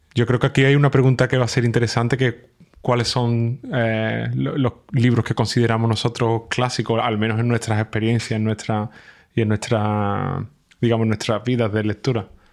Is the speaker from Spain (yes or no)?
yes; Spain; now in Germany; yo, soy de España, pero estoy viviendo en Alemania